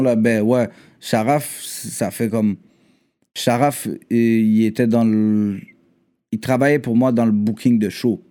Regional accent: Quebec, Canada; Je suis Québécois

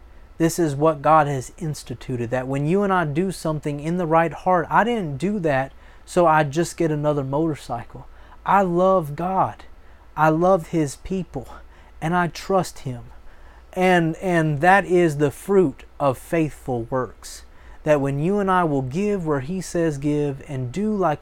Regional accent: Florida, United States; moved away; also born or lived in Oklahoma; I'm a Florida boy. I'm from Florida

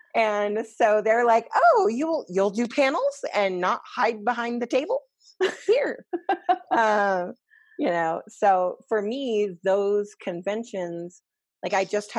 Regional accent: Colorado, United States; And then the altitude is because we're all from Colorado.

